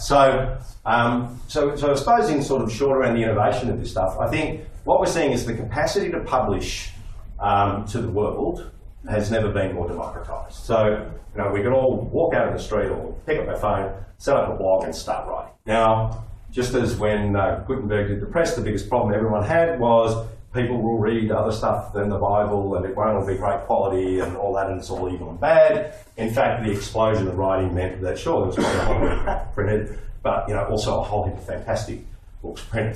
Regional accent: Melbourne, Victoria, Australia; I grew up in Flemington

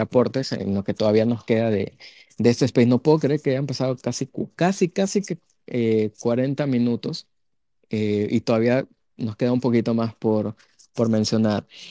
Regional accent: Ecuador

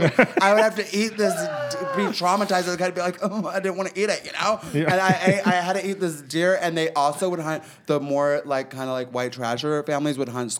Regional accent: Peoria, Illinois, United States; also born or lived in Los Angeles; now in Palm Springs, United States; I was born in Illinois in a town called Peoria.

